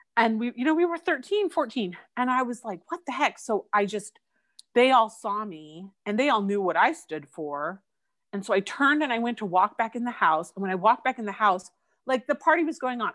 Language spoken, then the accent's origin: English; Eugene, Oregon, United States; I grew up in Eugene, Oregon, and I lived in the same house my whole life.